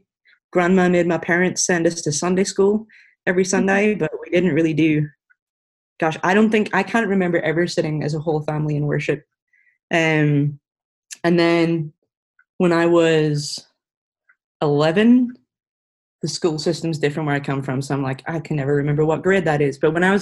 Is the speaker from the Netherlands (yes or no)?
no; Ireland; now in Franklin, United States; It should be easy to tell us apart because I'm Irish, so the accent's different. I have been living in the U.S. for the last, it'll be 5 years this July.